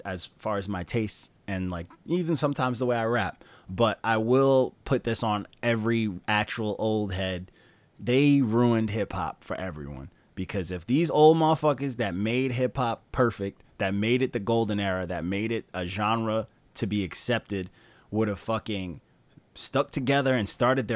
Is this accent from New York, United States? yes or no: yes; Long Island, New York, United States; I'm from Long Island